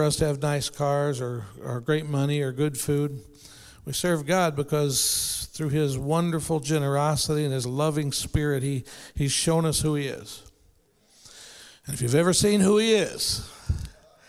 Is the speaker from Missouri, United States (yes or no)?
yes; St. Louis, Missouri, United States; I grew up in the South St. Louis around Cherokee Street and Jefferson